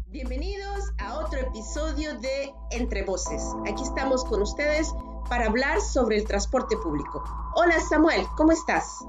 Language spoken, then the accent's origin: Spanish; Valencia, Carabobo, Venezuela; Valencia, mi ciudad natal.